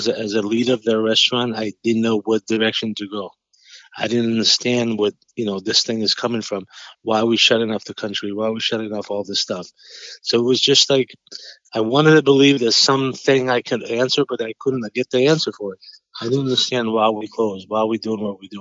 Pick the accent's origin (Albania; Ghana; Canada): Albania; English is a second language; moved away as an adult; also born or lived in New York; now in Boston, United States; I grew up in Albania. I grew up as a farmer, and I left when I was 20